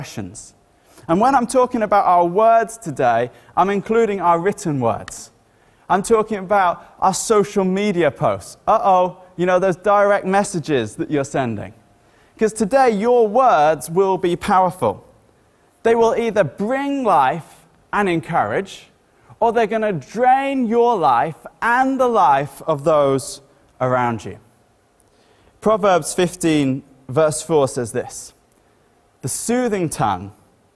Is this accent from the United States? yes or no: no; Ireland; first language English; also born or lived in Great Wilbraham, Cambridgeshire, England; now in Bury St Edmunds, United Kingdom; I grew up in Ireland, so I'd picked up some Irishisms as I was growing up.